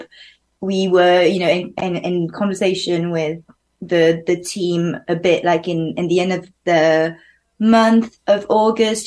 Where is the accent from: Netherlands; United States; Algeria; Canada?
Algeria; first language French; English is a second language; also born or lived in Paris, France; now in London, United Kingdom; I grew up in Algeria, in North Africa.